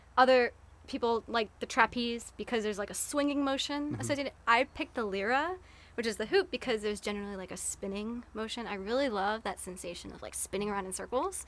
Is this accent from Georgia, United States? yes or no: yes; Atlanta, Georgia, United States; my hometown like i love the city of atlanta